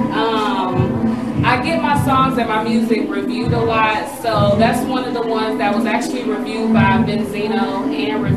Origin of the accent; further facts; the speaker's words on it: Illinois, United States; now in Decatur, United States; I'm originally from Illinois. I've been here for 5 years, so I'm repping Eastside Decatur, Belvedere